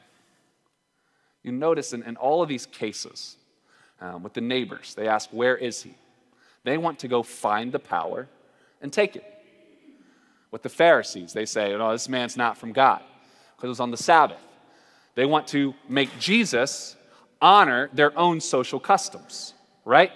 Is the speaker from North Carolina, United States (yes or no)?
yes; North Carolina, United States; moved away; also born or lived in Portland; I'm from North Carolina